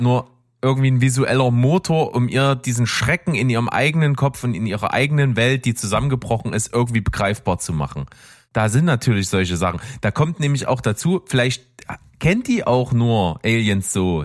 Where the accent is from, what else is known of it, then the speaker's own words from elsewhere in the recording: the East, eastern Germany, Germany; wir kommen ja aus dem Osten